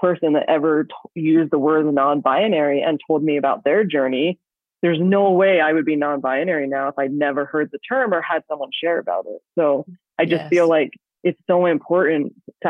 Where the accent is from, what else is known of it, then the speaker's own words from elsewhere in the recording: Australia; I grew up in Australia